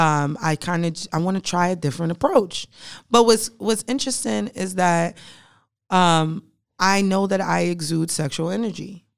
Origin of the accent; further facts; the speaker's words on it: New York City, New York, United States; now in Charlotte, United States; I am a bougie Brooklyn bitch